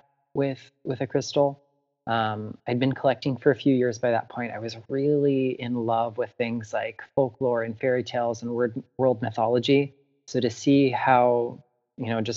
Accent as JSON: {"language": "English", "region": "South Florida", "country": "United States", "tie": "born or raised there", "said": "in my hometown in South Florida, I live very close to the intracoastal"}